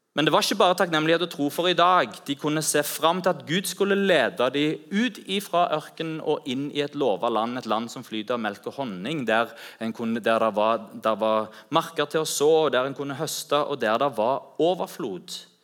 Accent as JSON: {"language": "Norwegian", "country": "Norway", "said": "vi er fra Norge"}